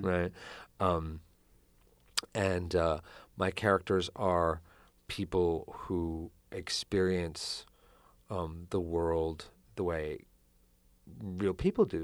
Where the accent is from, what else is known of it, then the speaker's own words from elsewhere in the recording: United States; as American writers